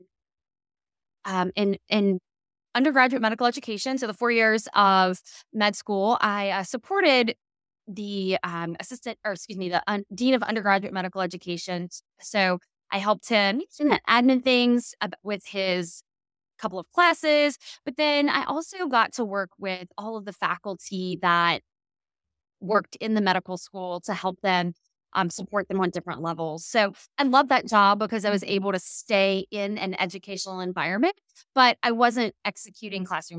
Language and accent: English; Louisiana, United States; also born or lived in Mississippi; I'm from Louisiana originally. Grew up here for the most part of my life, a short living overseas for my dad's job